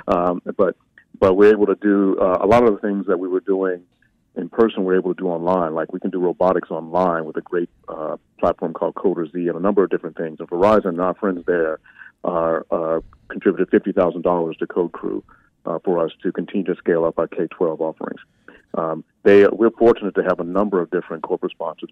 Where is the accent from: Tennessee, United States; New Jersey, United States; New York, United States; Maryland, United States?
Tennessee, United States; Memphis; my father's from Nigeria, but I'm from South Memphis